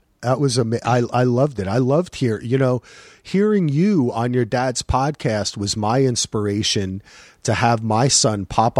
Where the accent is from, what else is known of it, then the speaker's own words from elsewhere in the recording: New Jersey, United States; I grew up in New Jersey, which is closer to you. Basically, kind of like across the pond, as they say, right? Like near New York.